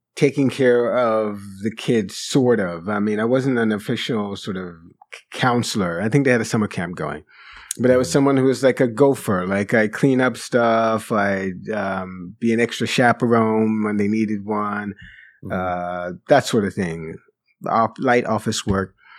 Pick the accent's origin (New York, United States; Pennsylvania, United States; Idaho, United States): New York, United States; also born or lived in Jamaica; the school I first attended when I came to New York from Jamaica, Regent School, which I think may still exist in the, in, in, in the Bronx, not too far from mm-hmm. the house where I grew up